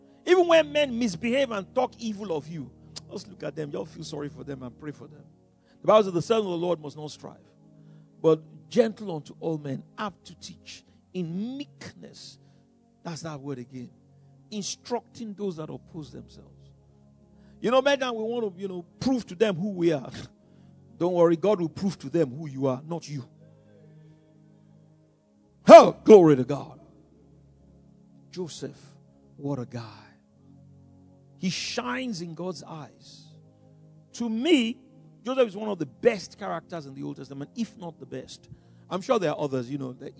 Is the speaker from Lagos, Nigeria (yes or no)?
yes; Lagos, Nigeria; also born or lived in Abeokuta, Ogun State; we're from Lagos, but really originally from Abeokuta